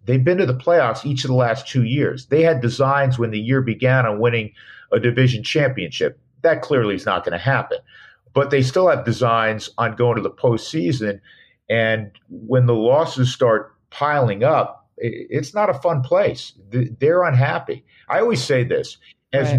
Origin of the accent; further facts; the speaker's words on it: Westchester County, New York, United States; moved away; I grew up in Westchester County as a Mets fan, a diehard Mets fan